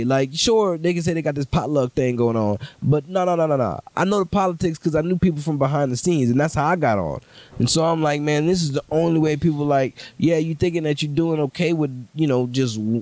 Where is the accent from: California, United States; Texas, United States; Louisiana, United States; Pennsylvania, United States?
Louisiana, United States; New Orleans; moved away; also born or lived in Los Angeles; growing up in New Orleans